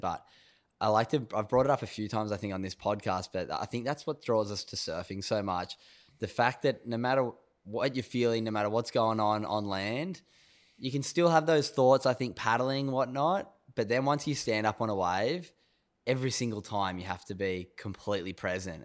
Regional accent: North Narrabeen, New South Wales, Australia; I grew up in North Narrabeen

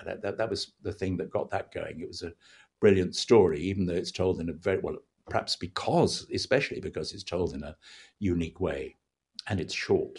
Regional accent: United Kingdom; being British, you know, people like … and …

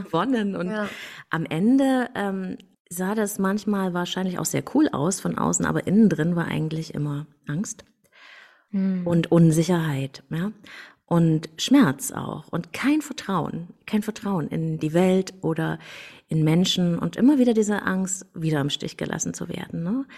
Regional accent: Germany; Ich bin in der DDR aufgewachsen

